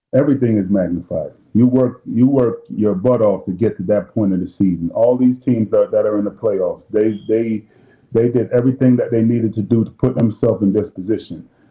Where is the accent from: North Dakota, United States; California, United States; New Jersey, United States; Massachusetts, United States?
Massachusetts, United States; Boston; also born or lived in Jamaica; growing up in Boston